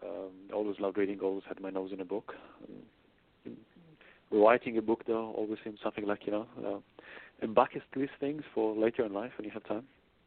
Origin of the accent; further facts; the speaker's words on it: Israel; now in Australia; So I grew up in Israel. Had British teachers, American TV, and a South African boss. So now I live in Australia. So my accent is a bit all over the place.